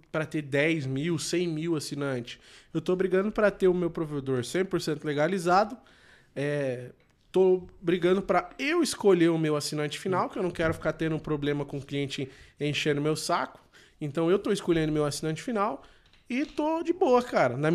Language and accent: Portuguese; Sombrio, Santa Catarina, Brazil; Somos de Sombrio, Santa Catarina.